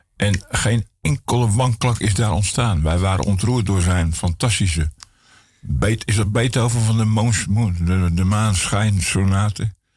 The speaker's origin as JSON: {"language": "Dutch", "town": "Broek op Langedijk", "region": "North Holland", "country": "Netherlands", "tie": "born or raised there", "said": "Ik ben geboren en getogen in Broek op Lange Dijk"}